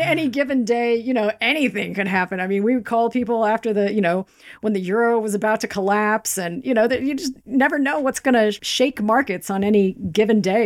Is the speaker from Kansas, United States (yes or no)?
yes; Kansas, United States; moved away as an adult; also born or lived in Denmark / Greenwich; I'm originally from Kansas.